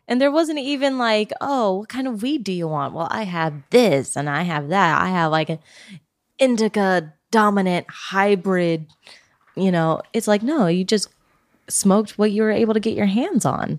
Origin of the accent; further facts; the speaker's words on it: Oregon, United States; now in California, United States; I'm from Oregon